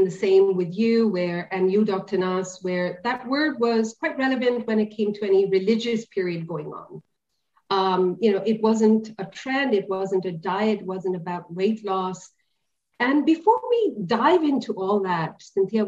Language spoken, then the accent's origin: English; India; being an Indian